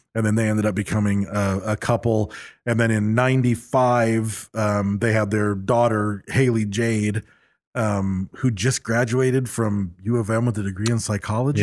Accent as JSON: {"language": "English", "town": "Bakersfield", "region": "California", "country": "United States", "accent": "California with a little slice of Oklahoma", "said": "you can probably tell we're from Bakersfield"}